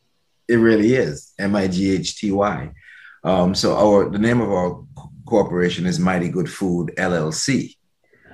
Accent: Antigua & Barbuda; moved away; I was born in what we call a little bit of paradise called Antigua and Barbuda.

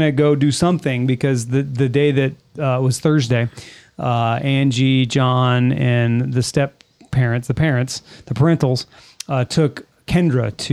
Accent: California, United States; I'm from California

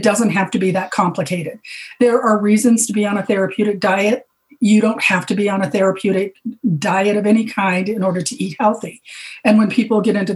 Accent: Arizona, United States; moved away; also born or lived in Hawaii; I grew up in Arizona and I lived in Hawaii for many years.

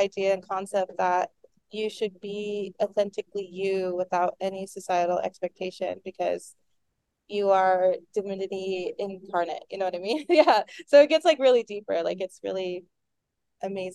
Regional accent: Navajo Nation, United States; now in Albuquerque, United States; I'm Navajo

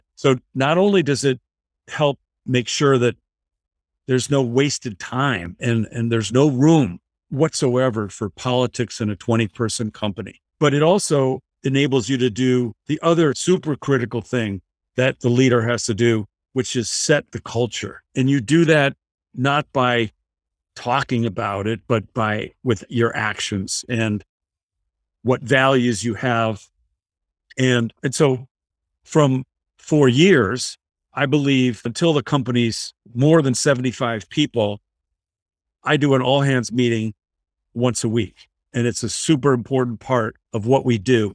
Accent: Michigan, United States; I was growing up in Michigan

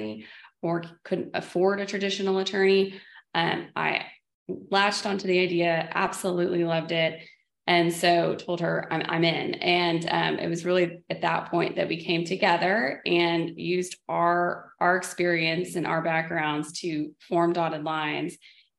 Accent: Dallas, Texas, United States; I'm from the Dallas, Texas area

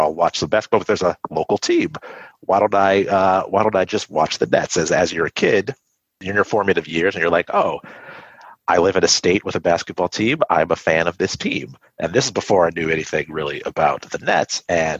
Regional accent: New Jersey, United States; also born or lived in Chicago / Richmond; I was born in Chicago. I moved to Richmond when I was like in the first or second grade, right? And I lived there for a few years. And then we moved to New Jersey.

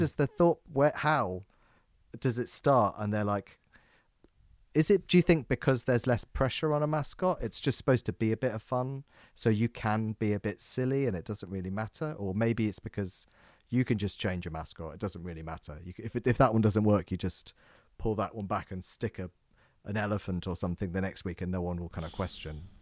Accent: England, United Kingdom; we're English

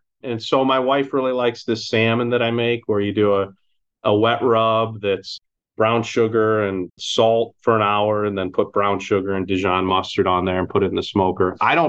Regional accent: Huron, Ohio, United States; also born or lived in Chicago; now in Cleveland, United States; I grew up in Huron

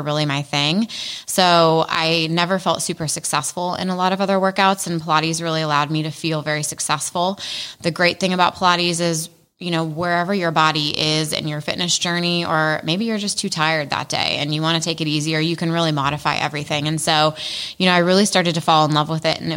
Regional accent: Columbus, Ohio, United States; also born or lived in Chicago; I grew up in Columbus. I went to Ohio State, grew up in Clintonville

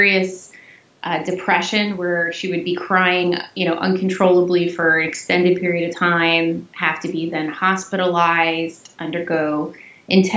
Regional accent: New Jersey, United States; I am from New Jersey in the US

